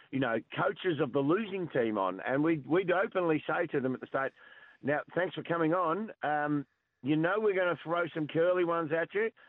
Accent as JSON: {"language": "English", "town": "Lara", "region": "Victoria", "country": "Australia", "said": "Oh, I'm lucky. I'm from Lara, so"}